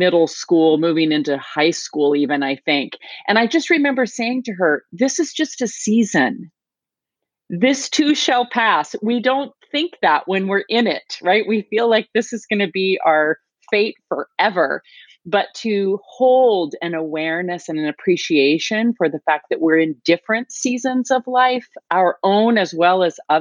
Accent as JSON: {"language": "English", "country": "United States", "tie": "born or raised there", "moved": "as an adult", "lives_now": "North Carolina, United States", "said": "grew up, was born and raised in Washington as well."}